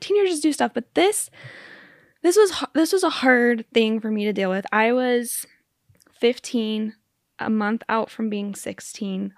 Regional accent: Spokane, Washington, United States; moved away as an adult; also born or lived in Utah; I grew up in Spokane

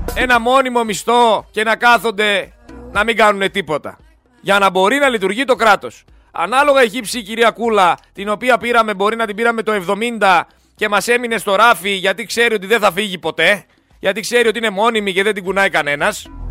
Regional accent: Greece; εγώ σαν Έλληνας πολίτης

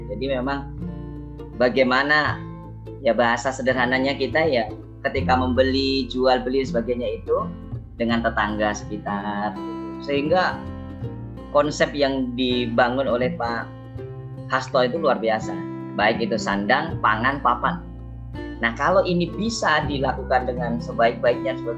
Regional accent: Riau, Indonesia; born there; Jauh tadi sampaikan ayah Ponorogo Jawa Timur, ibu Tulung Agung Jawa Timur. Jadi dari Timur Timur. Jadi jauh. ya meskipun lahir di Riau.

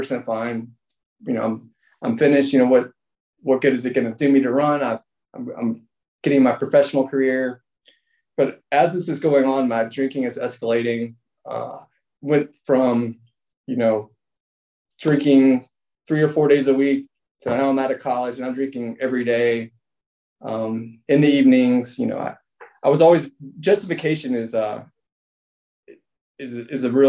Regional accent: Atlanta, Georgia, United States; So I grew up here in Atlanta

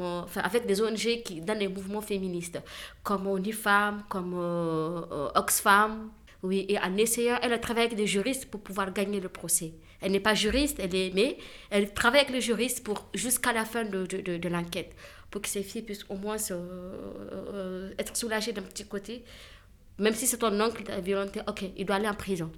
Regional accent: Niger; je, je, suis nigérienne. Je viens du Niger

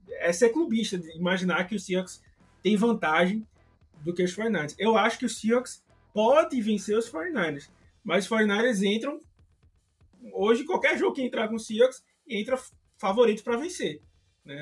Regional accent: Recife, Pernambuco, Brazil; Se vocês perceberam aí meu sotaque, eu não sou do, do sul, né? Sou, sou aqui de, de, de Recife.

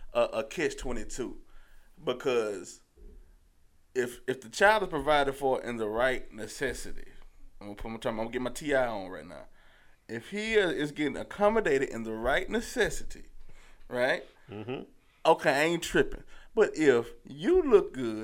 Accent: Meridian, Mississippi, United States; originally from Meridian. Yeah, my home is Meridian

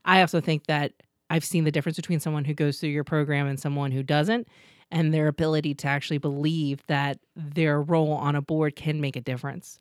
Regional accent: Los Angeles, California, United States; moved away as an adult; now in York, United States; I grew up in Los Angeles. I know Los Angeles.

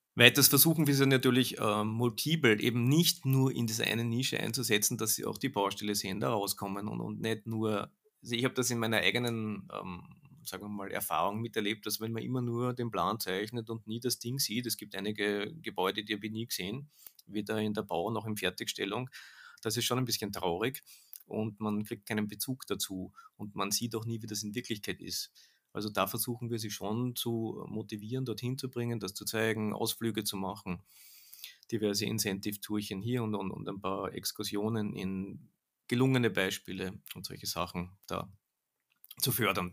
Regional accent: Austria; bei uns in Österreich

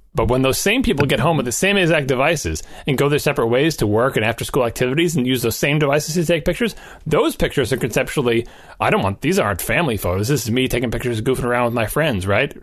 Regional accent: New York, United States; I'm from New York

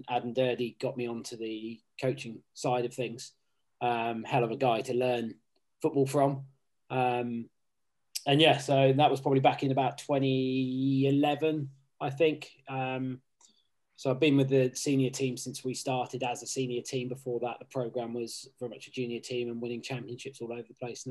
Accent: Southampton, South East England, United Kingdom; moved away as an adult; also born or lived in Plymouth / Oxford; now in London, United Kingdom; I grew up in Southampton, started playing down there

